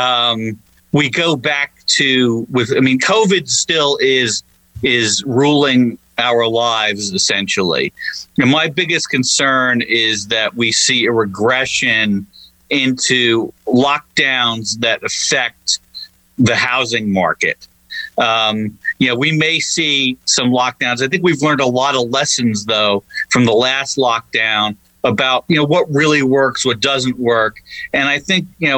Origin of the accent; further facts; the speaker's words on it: Long Island, New York, United States; moved away; I'm originally from Long Island, New York